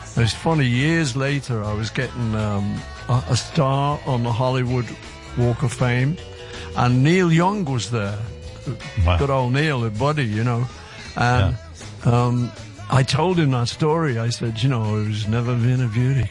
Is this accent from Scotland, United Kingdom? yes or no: no; Liverpool, North West England, United Kingdom; we're from Liverpool